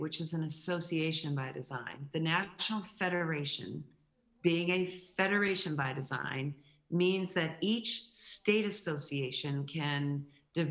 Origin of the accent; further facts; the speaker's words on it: New England, United States; moved away; also born or lived in Connecticut; I grew up in New England